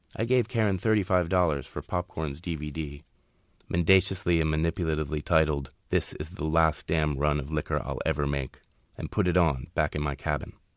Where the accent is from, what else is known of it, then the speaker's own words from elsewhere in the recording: Shenandoah Valley, Virginia, United States; moved away; I grew up in Moonshine Country, I, I, in the Shenandoah Valley. I left the Shenandoah Valley eventually